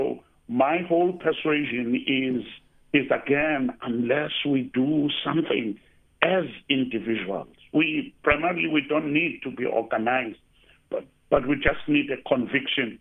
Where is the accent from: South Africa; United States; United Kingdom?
South Africa; Eastern Cape; now in Cape Town, South Africa; I come from the Eastern Cape and I'm in Cape Town